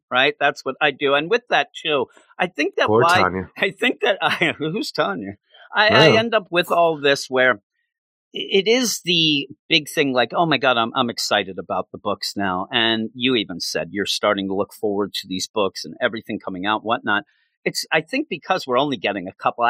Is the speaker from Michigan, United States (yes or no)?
no; Philadelphia, Pennsylvania, United States; we're from the Philadelphia area.